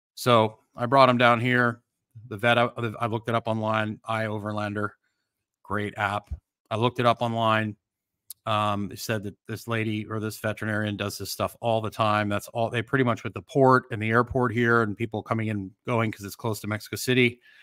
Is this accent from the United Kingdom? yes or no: no; Canada; moved away; I grew up in Canada.